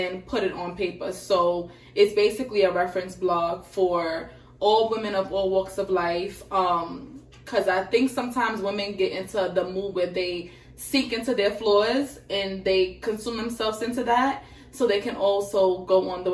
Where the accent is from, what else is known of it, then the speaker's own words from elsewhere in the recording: New York City, New York, United States; moved away as an adult; now in New Jersey, United States; I'm from Crown Heights, Brooklyn.